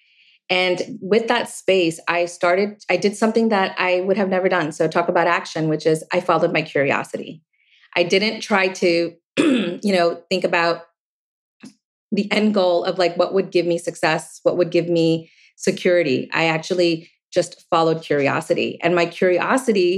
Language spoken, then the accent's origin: English; East Coast, United States; I grew up on the East Coast, you know, in an Asian family